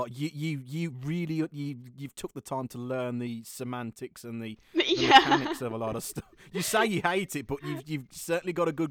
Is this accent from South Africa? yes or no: no; United Kingdom; coming from a Brit